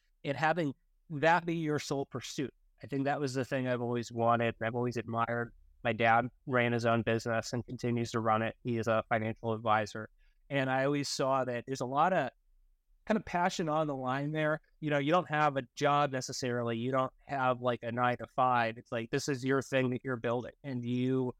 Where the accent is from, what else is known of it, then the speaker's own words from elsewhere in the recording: outside of Boston, Massachusetts, United States; I grew up outside of Boston, Massachusetts.